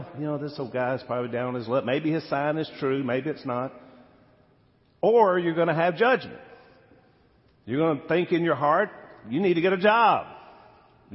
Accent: United States; As an American

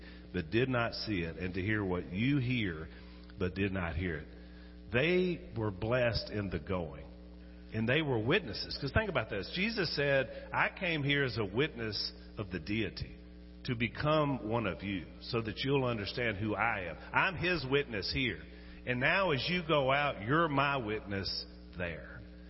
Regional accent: United States; because I'm an American

